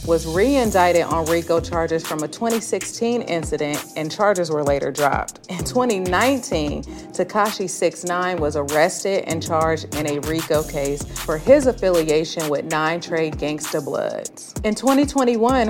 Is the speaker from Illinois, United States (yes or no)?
no; the Bay Area, California, United States; I'm from the Bay